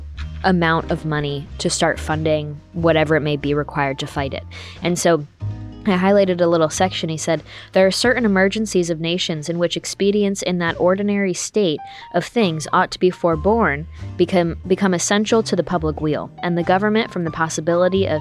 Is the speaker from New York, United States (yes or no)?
yes; New York, United States; moved away; blue states like New York State, where I'm from, we have the highest state and local tax burden in the country, or at least that was the case when I was growing up